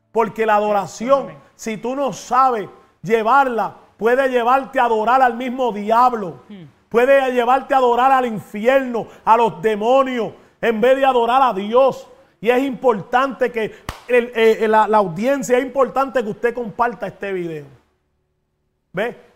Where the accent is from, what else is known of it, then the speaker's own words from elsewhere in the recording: Puerto Rico; aquí, está el puertorriqueño